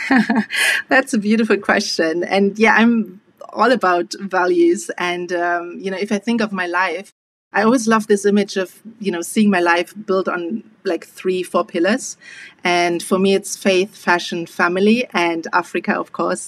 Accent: Germany; being Afro German, I have always been aware of the opportunity that I had just being born and growing up in Germany

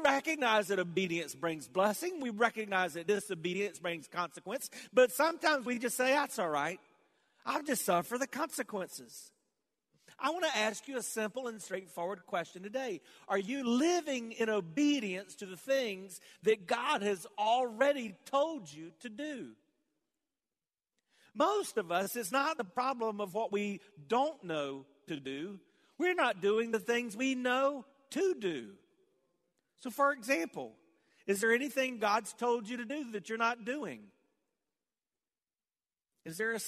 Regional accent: the South, United States; growing up in the South

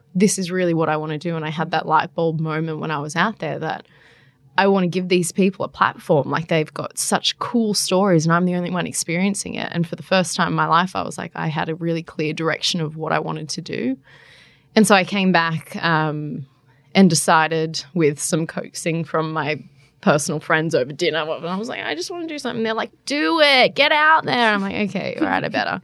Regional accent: Central Coast, New South Wales, Australia; moved away as an adult; also born or lived in Darwin; now in Canberra, Australia; I spent most of my life growing up on the central coast

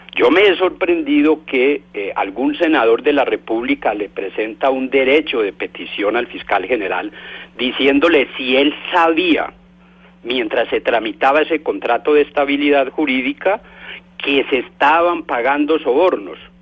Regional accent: Colombia; como ciudadano colombiano

